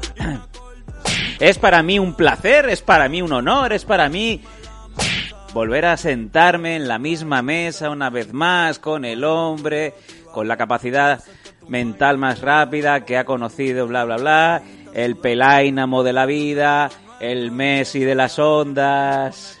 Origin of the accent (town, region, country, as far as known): Esparreguera, Catalonia, Spain; born or raised there